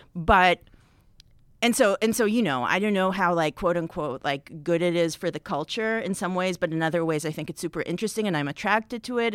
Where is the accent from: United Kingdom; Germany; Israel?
Israel; now in United States; I'm from Israel originally